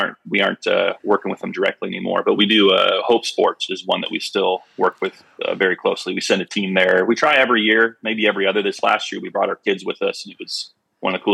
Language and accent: English; Phoenix, Arizona, United States; we grew up here in Phoenix going to church with the family